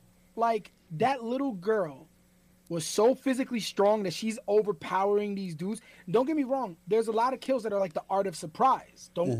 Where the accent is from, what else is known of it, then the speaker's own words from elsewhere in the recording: New York, United States; when we were growing up in New York in, like, the late 80s, early 90s